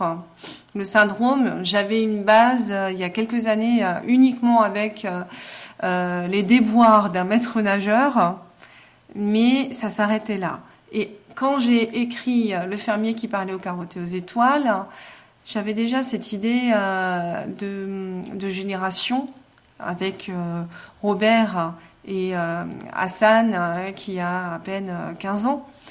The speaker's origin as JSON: {"language": "French", "town": "Mulhouse", "region": "Grand Est", "country": "France", "tie": "born or raised there", "said": "je suis née à Mulhouse, euh, je suis une Alsacienne."}